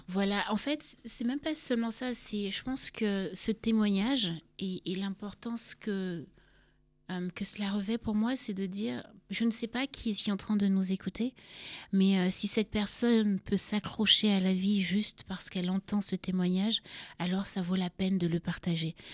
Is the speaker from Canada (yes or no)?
no; Cameroon; moved away as an adult; also born or lived in Paris, France / Yaoundé / Douala / Garoua; now in France; je suis née à Paris, mais j'ai grandi au Cameroun, donc dans différentes villes du Cameroun